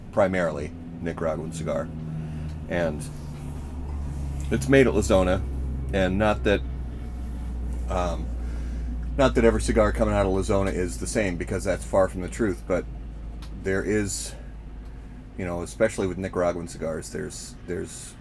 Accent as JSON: {"language": "English", "region": "Minnesota", "country": "United States", "said": "I'm also from Minnesota"}